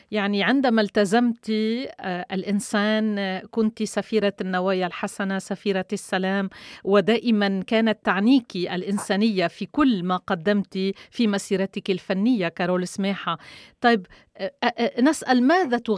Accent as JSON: {"language": "Arabic", "country": "Canada", "said": "هل هناك تعامل خاص الخاص لنا نحن أبناء كندا"}